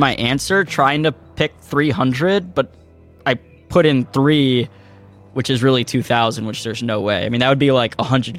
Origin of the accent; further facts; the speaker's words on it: St. Louis, Missouri, United States; Well, I'm from St. Louis, and Anheuser-Busch is from and headquartered in St. Louis.